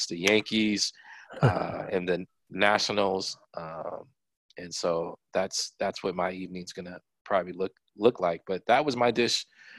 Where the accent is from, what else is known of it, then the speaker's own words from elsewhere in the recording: Japan; born there; I was born in Japan, so I have, Japanese food that I lean towards